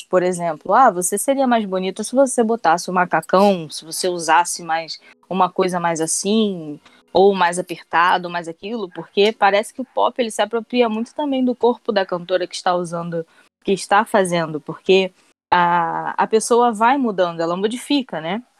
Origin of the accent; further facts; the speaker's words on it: Mesquita, Rio de Janeiro, Brazil; Sou da Baixada Fluminense, sou de Mesquita.